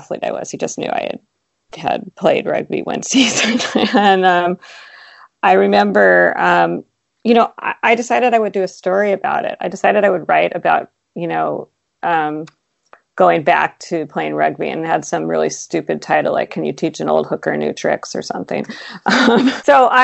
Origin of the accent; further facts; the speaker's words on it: Seattle, Washington, United States; I grew up in Seattle